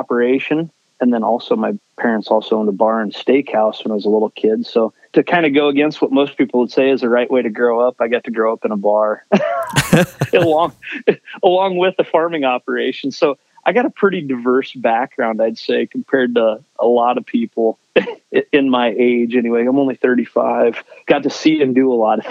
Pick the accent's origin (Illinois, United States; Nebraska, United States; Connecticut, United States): Nebraska, United States; Niobrara; born and raised in Niobrara, Nebraska, northeast part of the state